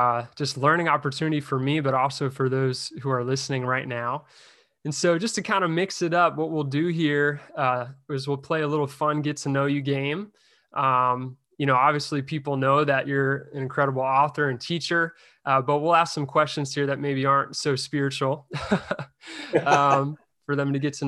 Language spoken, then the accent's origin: English; Madison, New Jersey, United States; Drew University, which is my hometown, Madison, New Jersey.